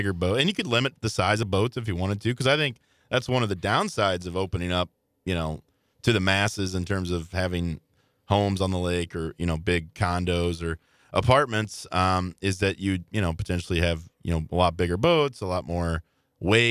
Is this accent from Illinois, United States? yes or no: yes; Illinois, United States; moved away; the great state of Illinois, my home state back in the day.